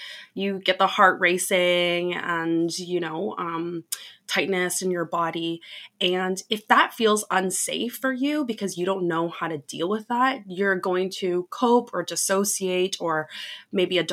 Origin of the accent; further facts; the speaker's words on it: Canada; I'm from Canada